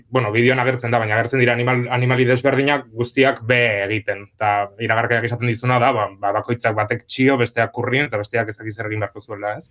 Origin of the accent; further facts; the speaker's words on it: Pamplona, Navarre, Spain; txikitatik beti egin ditut e, antzerki, iruñako antzerki eskolara jota nintzen